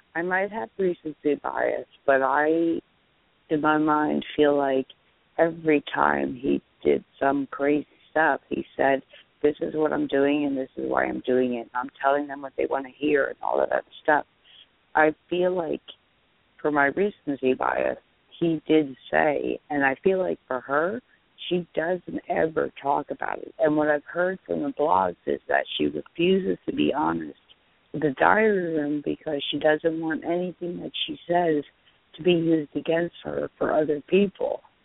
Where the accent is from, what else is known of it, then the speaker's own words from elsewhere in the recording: New Jersey, United States; I'm from Jersey